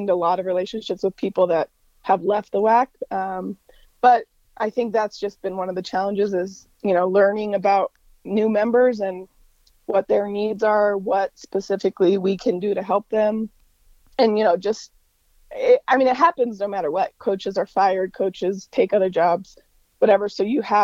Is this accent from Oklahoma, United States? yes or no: no; Denver, Colorado, United States; moved away as an adult; also born or lived in Kearney, Nebraska; I grew up in Denver